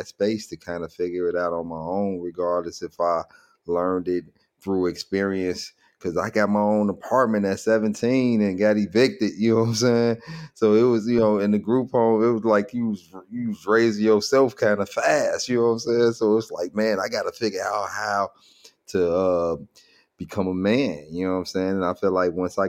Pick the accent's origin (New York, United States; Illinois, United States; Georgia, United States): Illinois, United States; Chicago; I grew up a lot, most of my years over East, but I was born on the West Side, and all the way up to like maybe sixth grade is is when I moved from the west side to the south